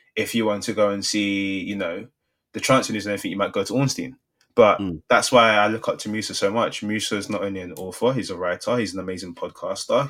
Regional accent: London, United Kingdom; Growing up in Southeast London, I know so many people that were one degree away from making it professional

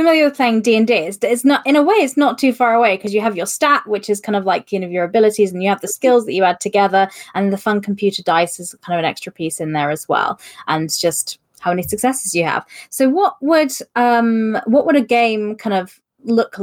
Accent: United Kingdom; I'm British

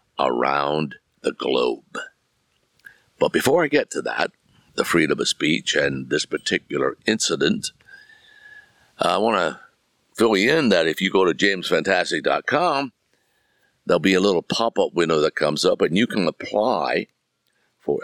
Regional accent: United States; I'm an American citizen. I was born right here. In fact, I can sit here in my backyard and look about 200 yards from here into the bedroom window that I was born

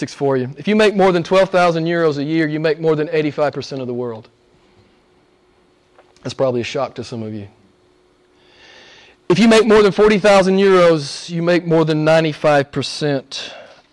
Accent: United States; moved away; I'm an American

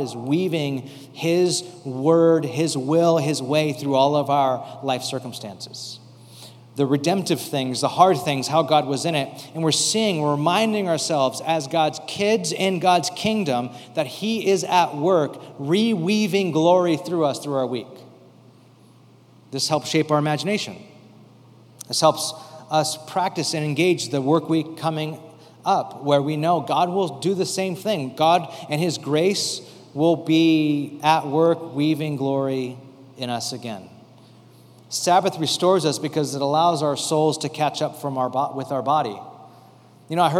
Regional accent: United States

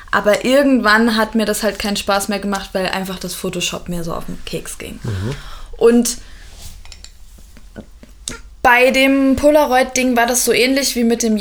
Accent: Dresden, Saxony, Germany; born there; weil ich bin ja in Dresden geboren und meine Oma ist 80

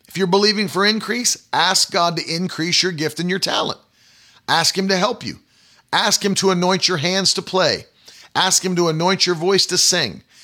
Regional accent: West Virginia, United States; moved away; when I was a, a kid, like, you know, growing up in West Virginia

